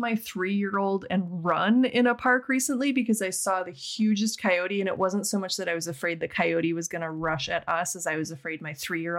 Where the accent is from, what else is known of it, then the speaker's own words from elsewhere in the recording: Midwest, United States; now in San Francisco, United States; I grew up in the Midwest where you could usually safely assume that an animal was going to be more afraid of you than the other way around.